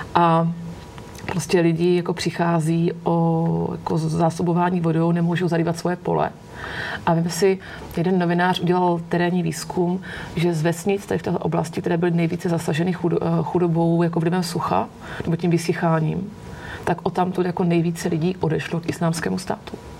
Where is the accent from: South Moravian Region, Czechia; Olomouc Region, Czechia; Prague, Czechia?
Olomouc Region, Czechia; Olomouc; já jsem holka z Olomouce, my jsme měli v Olomouci celý roky jako jednoho Černocha